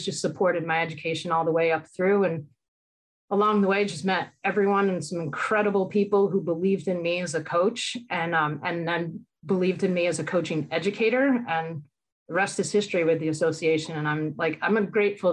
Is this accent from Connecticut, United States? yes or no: yes; Vernon, Connecticut, United States; moved away; I grew up in Vernon, Connecticut, and I was lucky growing up in Connecticut